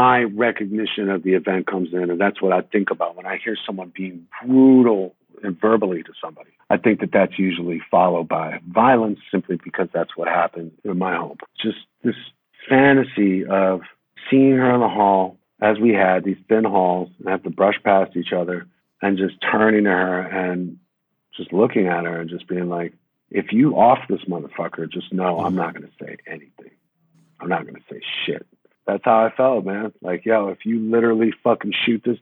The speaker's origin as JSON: {"language": "English", "town": "New York City", "region": "New York", "country": "United States"}